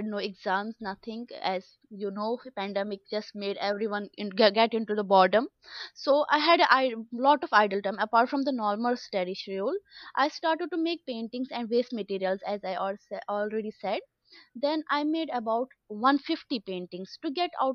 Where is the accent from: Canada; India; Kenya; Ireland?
India; Jammu and Kashmir; moved away; also born or lived in Dhaka; I'm from Kashmir.